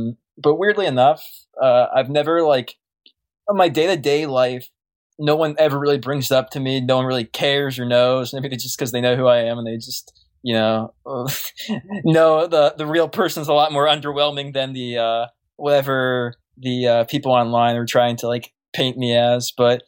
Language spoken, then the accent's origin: English; Pittsburgh, Pennsylvania, United States; I'm from Pittsburgh.